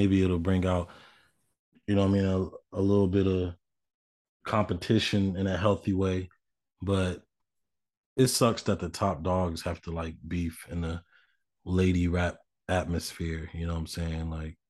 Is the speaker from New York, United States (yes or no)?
no; Tennessee, United States; Because I'm from Tennessee.